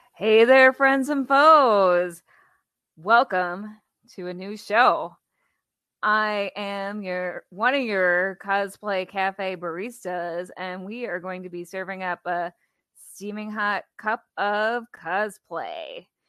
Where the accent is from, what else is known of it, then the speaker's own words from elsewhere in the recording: Wisconsin, United States; I'm from Wisconsin